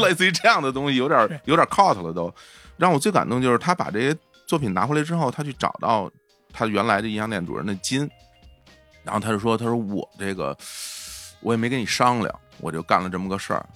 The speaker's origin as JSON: {"language": "Chinese", "region": "Beijing suburbs", "country": "China", "tie": "born or raised there", "said": "我小时候在北京郊区嘛，嗯。然后在村儿里边儿"}